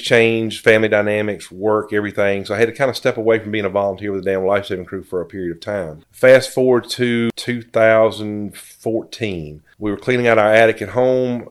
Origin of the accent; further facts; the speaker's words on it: Danville, Virginia, United States; I was born and raised here in Danville, graduated from GW